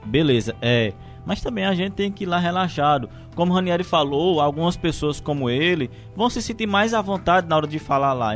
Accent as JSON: {"language": "Portuguese", "town": "Crato", "region": "Ceará", "country": "Brazil", "moved": "as an adult", "lives_now": "João Pessoa, Brazil", "said": "eu saí lá de Crato, interior do Ceará, vim aqui para João Pessoa"}